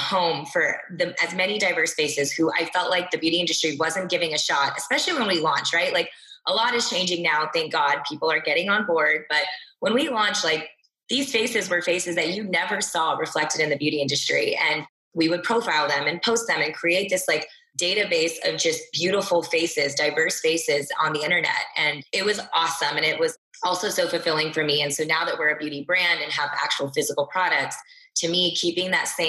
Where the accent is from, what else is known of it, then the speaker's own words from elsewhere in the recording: Texas, United States; I'm a girl from Texas.